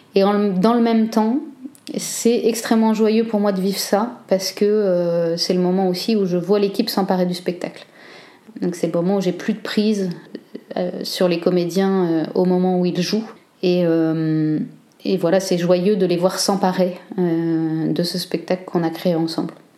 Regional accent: Cambrai, Hauts-de-France, France; moved away as an adult; also born or lived in Liège, Belgium; now in Belgium; je suis française, je viens du nord de la France, de Cambrai plus exactement

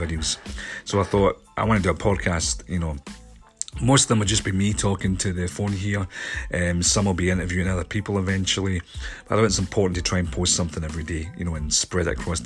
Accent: Scotland, United Kingdom; I'm a filmmaker from Scotland

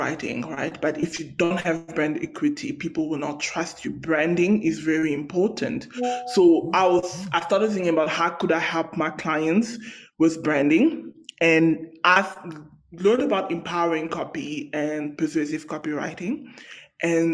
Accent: South Africa; I come from South Africa

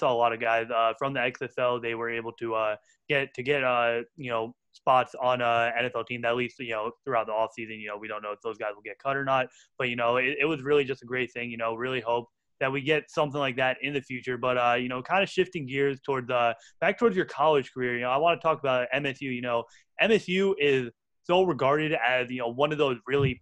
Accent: New Jersey, United States; we're from Central Jersey, so Rutgers about like 40 minutes from here

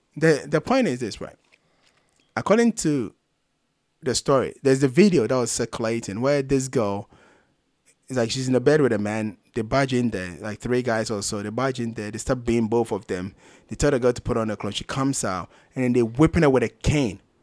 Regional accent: Ghana; I'm Ghanaian

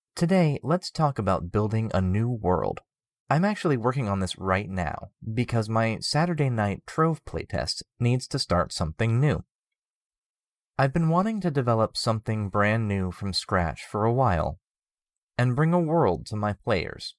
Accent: United States; as American citizens

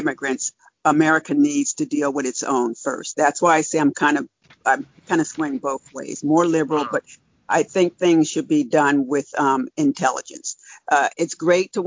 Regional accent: New Jersey, United States; now in Pennsylvania, United States; I'm originally from New Jersey. I live in Pennsylvania now

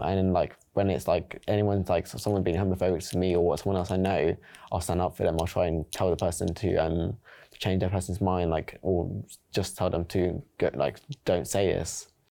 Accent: London, United Kingdom; now in Surrey, United Kingdom; I'm from South London, East London, like, I've lived around London and I also live in Surrey now

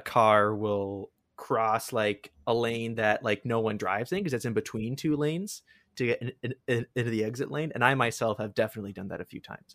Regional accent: Sarnia, Ontario, Canada; Sarnia, my hometown

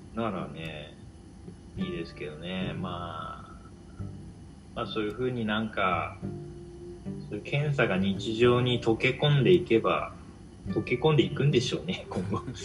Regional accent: Japan; moved away as an adult; now in Berlin, Germany; 日本で生まれ育った

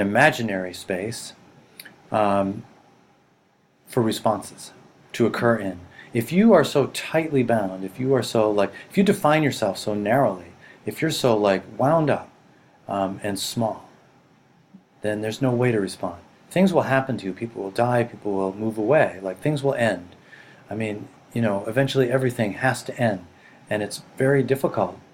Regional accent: Boston, Massachusetts, United States; also born or lived in Rhode Island / Japan / California / Montana; I grew up in boston

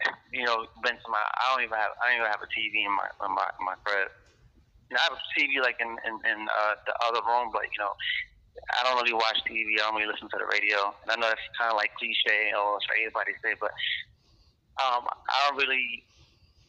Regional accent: New York, United States; From New York. New York, Harlem.

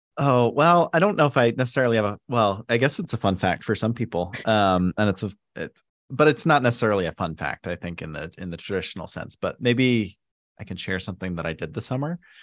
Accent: South Jordan, Utah, United States; I grew up in Salt Lake in South Jordan, uh, specifically

